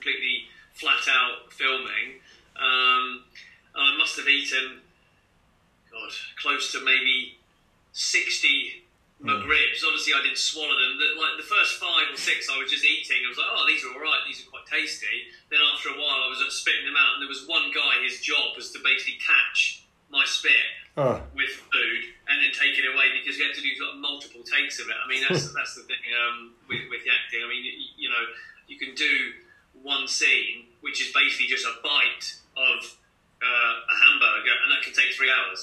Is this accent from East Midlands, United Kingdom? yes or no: no; Cambridge, East of England, United Kingdom; born or raised there; also born or lived in Dundee, Scotland / Foxton